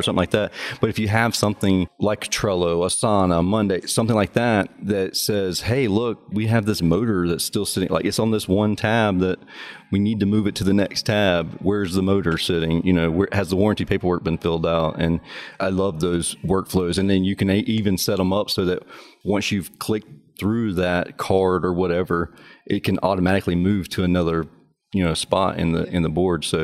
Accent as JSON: {"language": "English", "region": "South Georgia", "country": "United States", "said": "I'm from South Georgia, so I everything's got drawn out."}